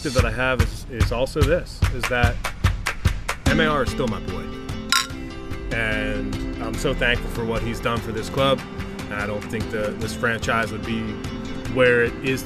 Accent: United States; as an American

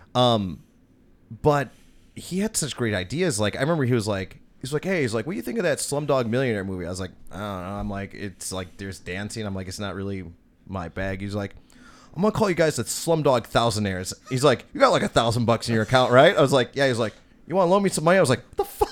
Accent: Oak Creek, Wisconsin, United States; born or raised there

